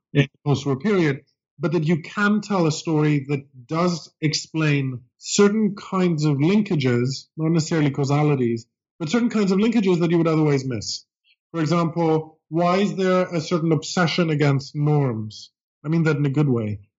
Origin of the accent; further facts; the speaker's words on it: Greece; English is a second language; moved away as an adult; now in United States; I grew up in Greece uh, and came to college in the United States